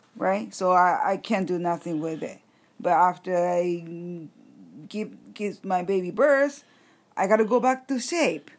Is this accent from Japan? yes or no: yes; Japan; English is a second language